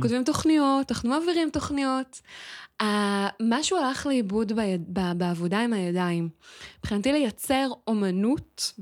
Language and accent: Hebrew; Israel; אני ילידת הארץ